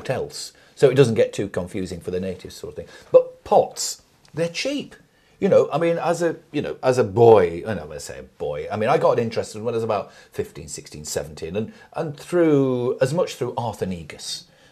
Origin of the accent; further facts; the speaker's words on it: Nelson, North West England, United Kingdom; Nelson in Lancashire